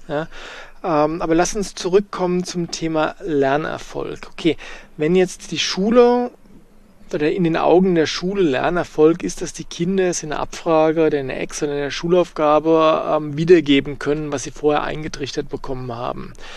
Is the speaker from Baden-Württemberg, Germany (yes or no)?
no; Bavaria, Germany; bei uns in Bayern